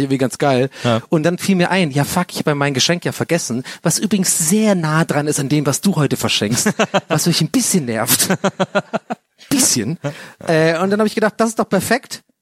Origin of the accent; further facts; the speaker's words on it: Southern Germany, Germany; bei uns im Süden